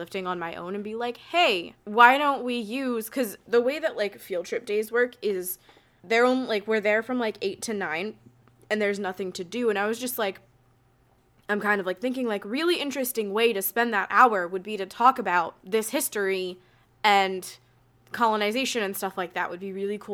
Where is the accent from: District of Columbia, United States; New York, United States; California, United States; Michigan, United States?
New York, United States; growing up in New York State, you kind of learn, like, state history